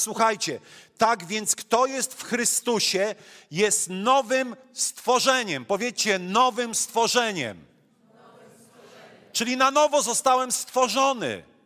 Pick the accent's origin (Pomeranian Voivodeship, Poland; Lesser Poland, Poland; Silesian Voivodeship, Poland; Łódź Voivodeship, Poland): Silesian Voivodeship, Poland; accent: Silesian; also born or lived in Masuria; urodziłem się na Mazurach, mieszkam na Śląsku i kiedy miałem półtorej roku, moi rodzice wyjechali na Śląsk